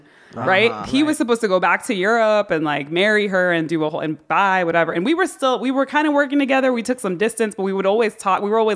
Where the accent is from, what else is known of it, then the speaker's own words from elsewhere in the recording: Hartford, Connecticut, United States; born there; I was born in Hartford